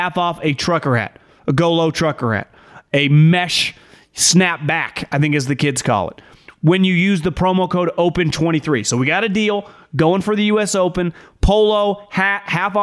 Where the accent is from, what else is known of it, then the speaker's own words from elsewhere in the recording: Northern California, United States; I'm someone that's born and raised in Northern California.